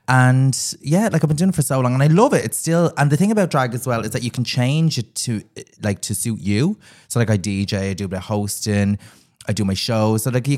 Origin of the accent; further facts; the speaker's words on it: Dublin, Leinster, Ireland; I'm from Ringsend, and I always joke, I'm like, I'm the Ringsend Rose.